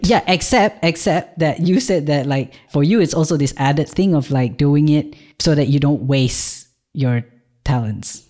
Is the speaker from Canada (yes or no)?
no; Malaysia; born or raised there; moved away as an adult; now in Ireland